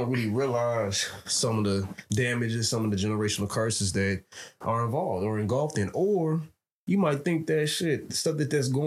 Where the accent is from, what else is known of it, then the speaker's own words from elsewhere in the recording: Chicago, Illinois, United States; So uh, to give a little bit of my background, I am from Chicago, Chicagoland area. You know I mean? Most of my family's from the South Side.